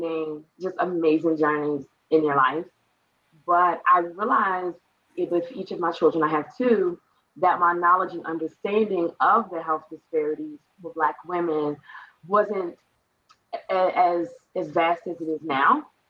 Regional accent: Baltimore, Maryland, United States; a Black-owned t-shirt company based out of my hometown in Baltimore

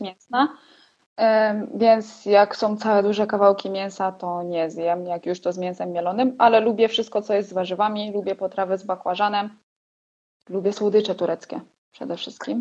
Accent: Poland; moved away as an adult; now in Erciş, Turkey; z Polski jestem

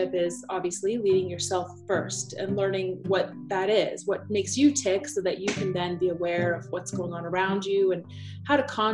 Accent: Aurora, Colorado, United States; also born or lived in Cape Town, South Africa / Botswana; I was born in Cape Town, South Africa. And moved to the States when I was four. So I grew up in Aurora in Denver

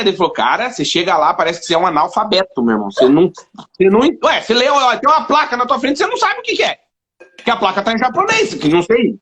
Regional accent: Rio Grande do Sul, Brazil; moved away as an adult; now in Portugal; eu sou gaúcho, eu tomo chimarrão

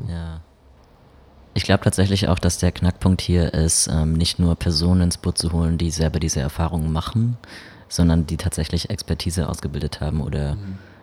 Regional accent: Baden-Württemberg, Germany; ich komme aus Baden-Württemberg

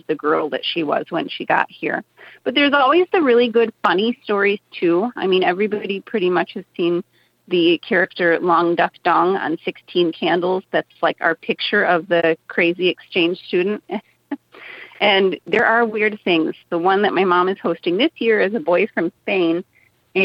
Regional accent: Lower Peninsula of Michigan, United States; moved away as an adult; now in Copper Country, Michigan, United States; I grew up in the Lower Peninsula

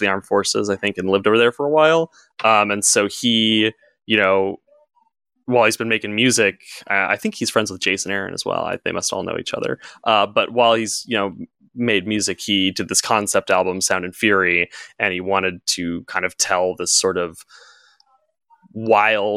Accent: Southern California, United States; also born or lived in New York; I've born and raised in Southern California

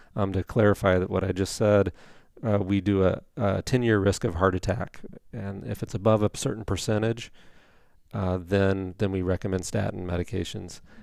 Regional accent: Indiana, United States; moved away as an adult; also born or lived in Saint Paul, Minnesota / New Richmond, Wisconsin; I'm from Indiana originally, so went back down there for med school and residency

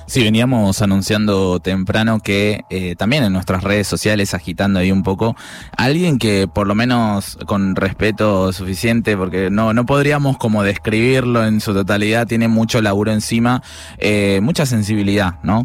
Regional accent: Paraguay; now in Córdoba, Argentina; yo soy de Paraguay

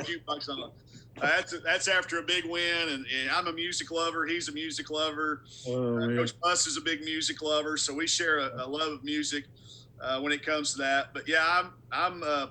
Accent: Arkansas, United States; I'm from Arkansas. I've loved the Razorbacks since the day I was born

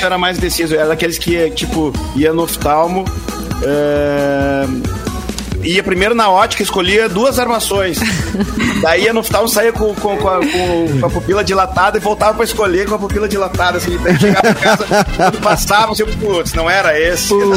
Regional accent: Tupanciretã, Rio Grande do Sul, Brazil; now in Campo Bom, Brazil; Eu que sou de Tupanciretã, né, do, interior do interior.

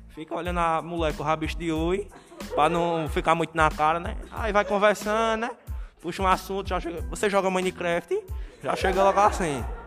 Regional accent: Northeast Region, Brazil; eu sou nordestino

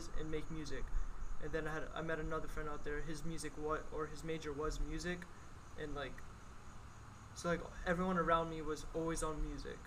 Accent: Lebanon, Pennsylvania, United States; I'm from Lebanon, Pennsylvania. I've been here my whole life. I was born here, raised here.

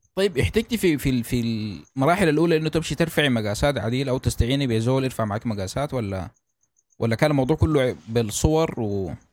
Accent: Sudan; عندنا في السودان

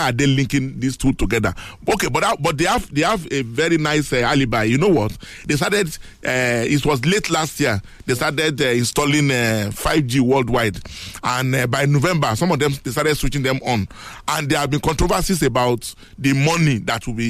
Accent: Nigeria

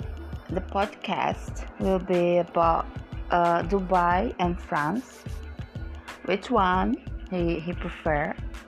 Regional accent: Brazil; English is a second language; also born or lived in London; I'm from Brazil. I used to live in London about 20 years ago or 17, something like that.

